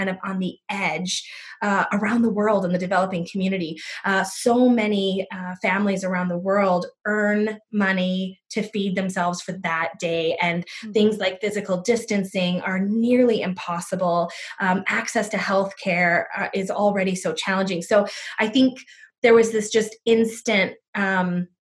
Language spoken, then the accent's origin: English; United States; now in Abbotsford, Canada; I grew up in the States